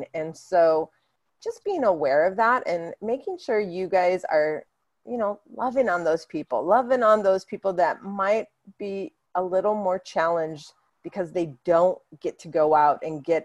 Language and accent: English; Hawaii, United States; I grew up in Hawaii